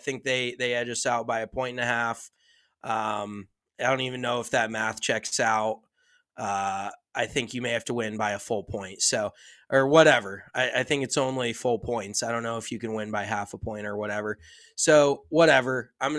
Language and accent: English; United States; Obviously, I am very American.